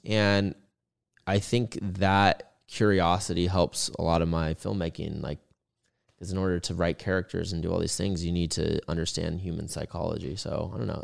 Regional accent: Orange County, California, United States; moved away as an adult; now in Los Angeles, United States; I grew up in Orange County

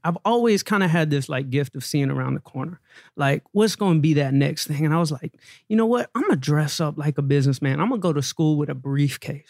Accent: Atlanta, Georgia, United States; I grew up in Atlanta, Georgia

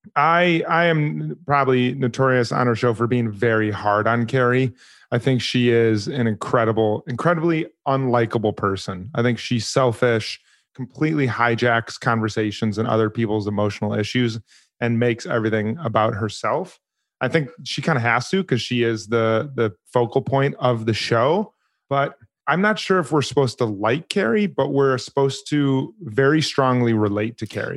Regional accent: Chicago, Illinois, United States; moved away as an adult; now in New York, United States; I'm originally from the Chicagoland area. I lived in New York for eleven years now

